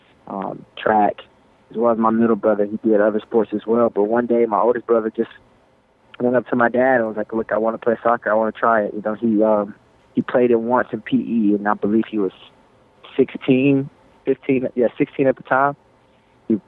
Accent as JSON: {"language": "English", "town": "Jackson", "region": "Mississippi", "country": "United States", "tie": "born or raised there", "moved": "yes", "said": "I grew up in Jackson, Mississippi"}